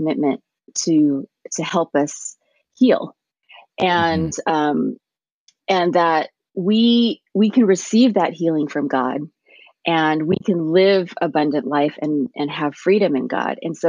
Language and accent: English; Montebello, California, United States; English is a second language; East Los Angeles, I grew up in Montebello